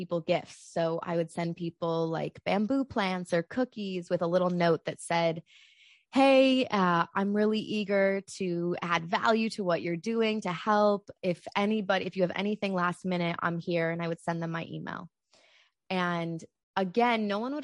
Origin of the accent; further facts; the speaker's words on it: Chicago, Illinois, United States; moved away as an adult; also born or lived in Madison, Wisconsin / Los Angeles; I am from Chicago.